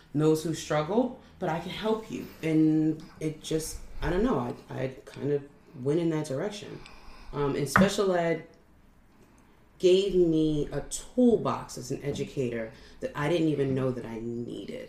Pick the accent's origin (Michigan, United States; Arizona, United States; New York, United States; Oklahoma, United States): New York, United States; moved away; I'm from New York, I was young